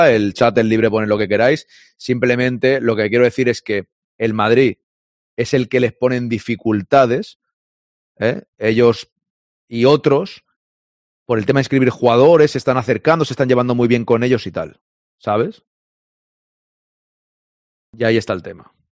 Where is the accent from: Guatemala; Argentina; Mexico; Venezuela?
Venezuela; moved away as an adult; now in Miami, United States; Yo soy de Venezuela y tengo casi seis años en Miami, en Venezuela, con DirecTV, compraba el paquete de la liga y veía los partidos.